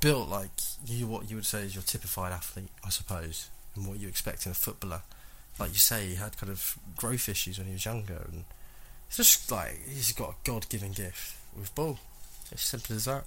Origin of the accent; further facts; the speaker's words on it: England, United Kingdom; as English people